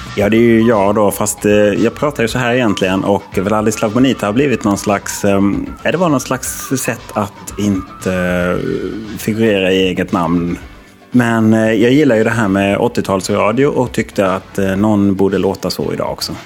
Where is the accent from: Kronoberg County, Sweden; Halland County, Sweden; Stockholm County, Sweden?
Halland County, Sweden; Halmstad; moved away; jag är ju från Halmstad från början